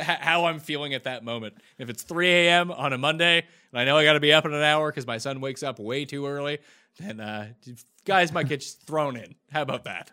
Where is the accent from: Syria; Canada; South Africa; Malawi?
Canada; as a Canadian